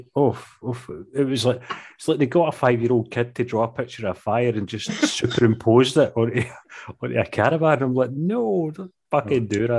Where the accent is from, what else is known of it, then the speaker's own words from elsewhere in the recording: Glasgow, Scotland, United Kingdom; accent: Glasgow scheme slang; Mine becomes proper slang, like scheme, Glasgow scheme, slang.